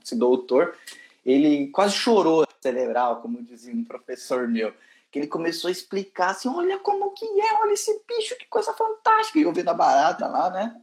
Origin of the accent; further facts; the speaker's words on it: Brazil; moved away as an adult; now in United Kingdom; desculpa meu acento, eu sou lá do Brasil